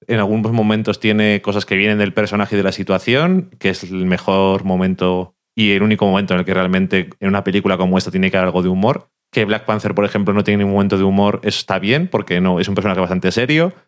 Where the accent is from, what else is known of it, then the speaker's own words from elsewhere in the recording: Burgos, Castile and León, Spain; yo soy de Burgos también y también me sé los pueblecicos